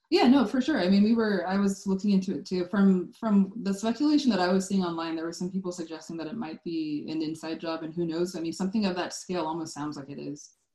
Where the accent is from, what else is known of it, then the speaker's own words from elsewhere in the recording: Sacramento, California, United States; I'm from Sacramento